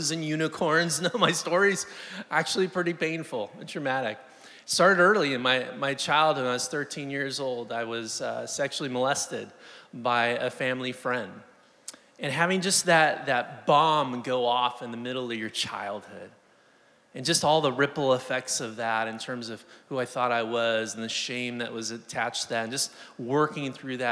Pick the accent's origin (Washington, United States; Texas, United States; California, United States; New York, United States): California, United States; Southern; Live there, born and raised in Southern California